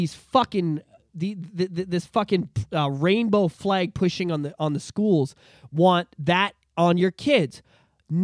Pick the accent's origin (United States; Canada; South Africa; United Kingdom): Canada